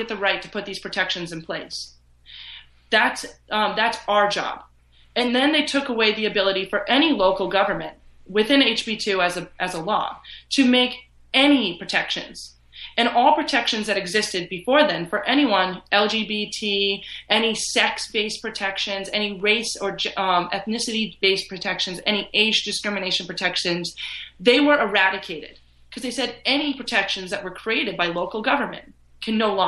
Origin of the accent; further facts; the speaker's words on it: Vermont, United States; I grew up in Vermont